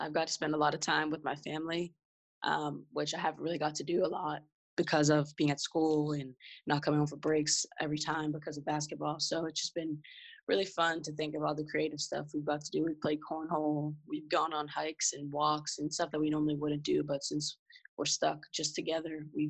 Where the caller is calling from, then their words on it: Pittsburgh, Pennsylvania, United States; I am joining you from Pittsburgh, Pennsylvania.